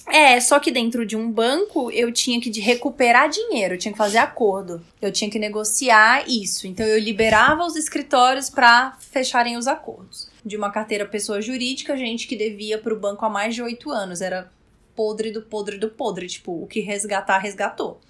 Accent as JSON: {"language": "Portuguese", "region": "Roraima", "country": "Brazil", "moved": "as an adult", "lives_now": "São Paulo, Brazil", "said": "eu sou de Roraima. E eu vim fazer faculdade em São Paulo"}